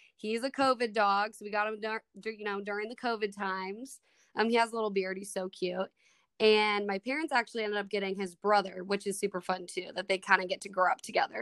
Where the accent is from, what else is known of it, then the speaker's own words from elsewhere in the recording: Minnesota, United States; accent: Midwest; moved away as an adult; now in Kansas, United States; I grew up in Minnesota